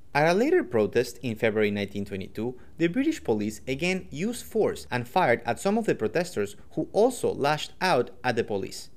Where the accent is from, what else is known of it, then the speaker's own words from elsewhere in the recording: Quito, Pichincha, Ecuador; I'm from Quito, Ecuador